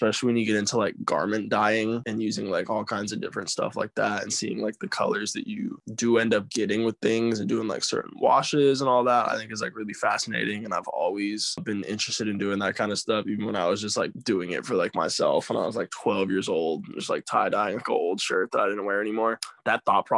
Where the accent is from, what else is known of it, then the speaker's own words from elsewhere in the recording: Flagstaff, Arizona, United States; moved away as an adult; now in California, United States; I am born and raised in Flagstaff, Arizona, and I recently relocated to California.